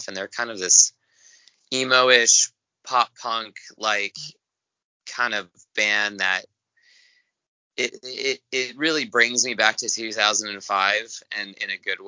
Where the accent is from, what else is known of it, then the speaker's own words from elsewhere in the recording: Hawaii, United States; moved away; I grew up in Hawaii